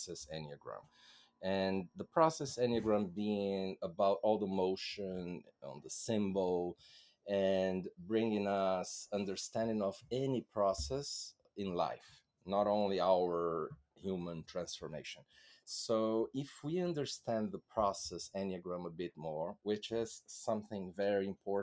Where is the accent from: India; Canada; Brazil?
Brazil; first language Portuguese; English is a second language; my native language in Brazil is Portuguese